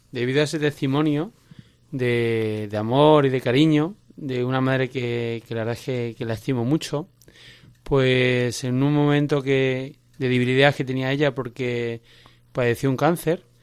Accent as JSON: {"language": "Spanish", "town": "Cáceres", "region": "Extremadura", "country": "Spain", "said": "Pues soy de Cáceres."}